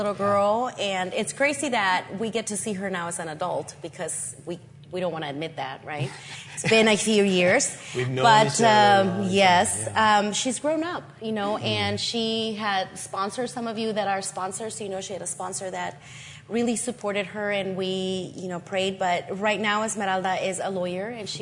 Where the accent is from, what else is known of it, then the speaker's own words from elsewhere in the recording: Ciudad Juárez, Chihuahua, Mexico; I come from Juarez, Mexico, Juarez, Chihuahua.